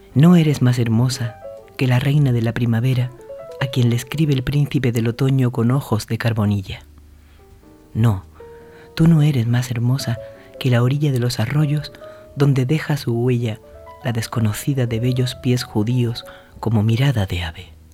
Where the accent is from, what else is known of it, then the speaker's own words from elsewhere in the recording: Andalusia, Spain; mi Tierra de Fuego, a mi Andalucía